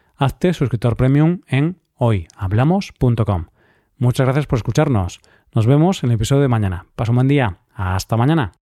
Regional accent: Spain; en nuestro país se hacen bastantes esfuerzos para impulsar la donación de órganos

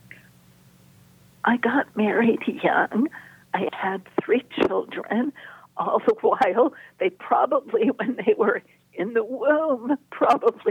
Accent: Los Angeles, California, United States; I grew up in Los Angeles

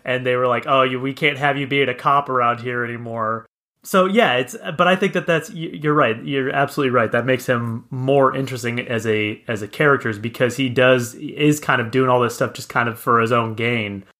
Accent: Kansas, United States; now in Arizona, United States; I'm originally from Kansas, now I live in Arizona

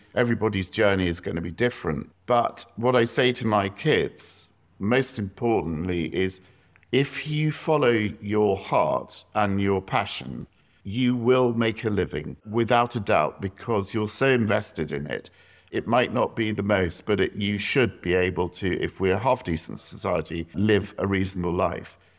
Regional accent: South East England, United Kingdom; I grew up in the South

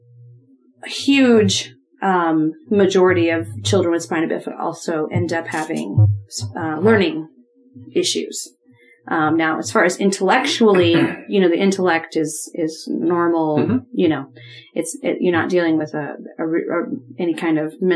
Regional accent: Ohio, United States; moved away; I grew up in Ohio

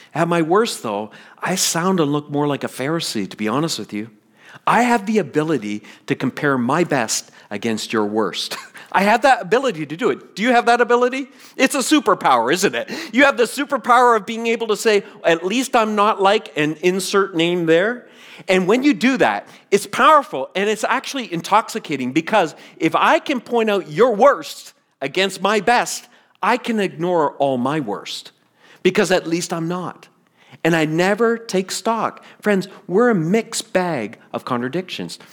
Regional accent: the Maritimes, Canada; moved away as an adult; also born or lived in Toronto; I'm really different from the kid who left the Maritimes.

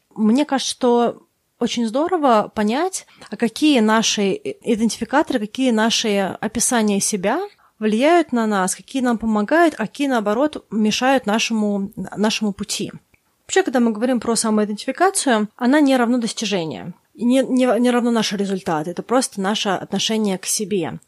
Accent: Russia; я выросла в России

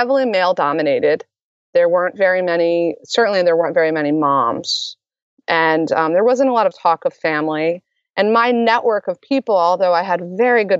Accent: Maryland, United States; moved away as an adult; also born or lived in New York City; I'm originally from Maryland

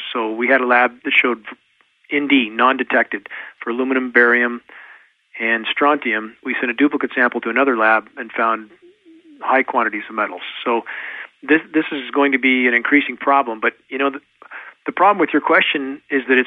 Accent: Southern California, United States; now in Pacific Northwest, United States; growing up in Southern California, gagging on smog

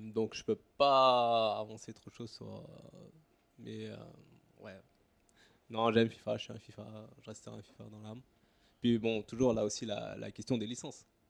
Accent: Paris region, Île-de-France, France; moved away as an adult; now in Singapore; J'ai grandi en région parisienne

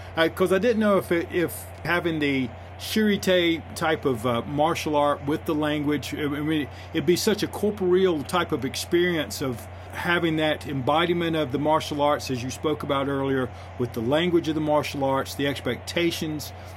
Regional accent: North Carolina, United States; I'm from North Carolina.

